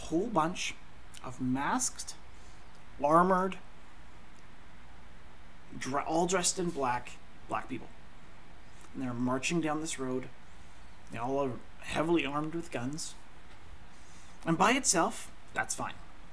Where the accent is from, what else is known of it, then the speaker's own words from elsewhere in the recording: Canada; I'm Canadian.